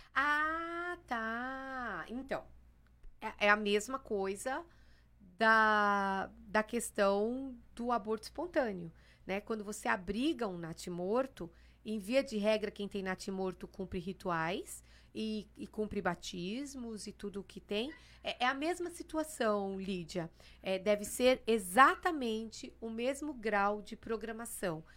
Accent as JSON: {"language": "Portuguese", "region": "São Paulo", "country": "Brazil", "tie": "born or raised there", "also_born_or_lived": "Santos", "said": "Eu tinha que viver em Santos. Mas eu não nasci em Santos, eu nasci em São Paulo, capital."}